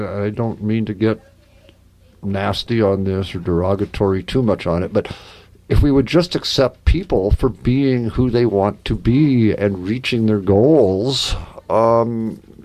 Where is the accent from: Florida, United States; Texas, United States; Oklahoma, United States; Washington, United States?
Washington, United States; Eastern; I grew up in Eastern Washington